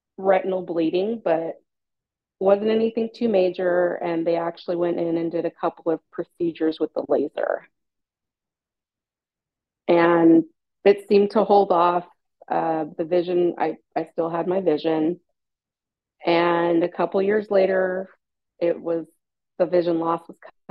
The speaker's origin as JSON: {"language": "English", "area": "San Francisco Bay Area", "region": "California", "country": "United States", "tie": "born or raised there", "said": "I'm from the San Francisco Bay Area in California, born and raised."}